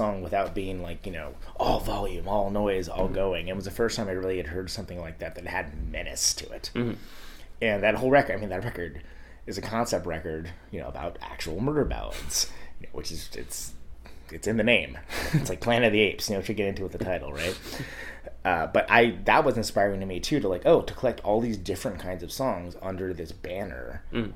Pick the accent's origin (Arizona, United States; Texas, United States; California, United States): California, United States; Modesto; I grew up in Modesto, which is a cow town in the Central Valley of California